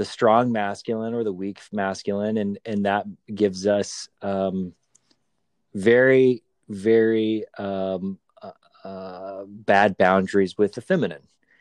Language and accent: English; Southwest, United States; where I grew up in the Southwest, I was the only white kid in a Hispanic community